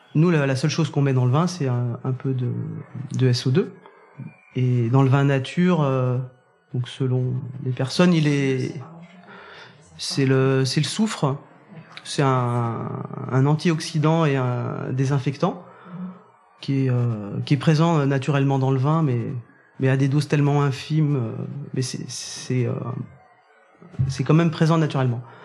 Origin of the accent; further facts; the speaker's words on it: Saint-Amour, Bourgogne-Franche-Comté, France; moved away as an adult; also born or lived in Jura / Mâconnais; now in Corbières, France; J'ai grandi dans le, dans le Beaujolais, au milieu des vignes, à Saint-Amour